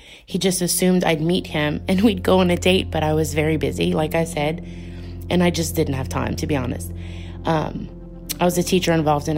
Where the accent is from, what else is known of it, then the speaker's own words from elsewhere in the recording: Louisiana, United States; I'm from Louisiana